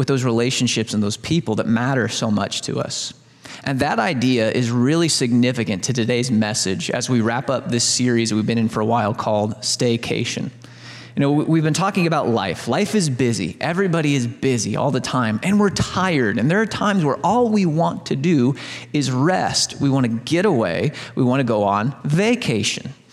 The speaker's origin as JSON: {"language": "English", "region": "Southern Illinois", "country": "United States", "tie": "born or raised there", "said": "I grew up in Southern Illinois"}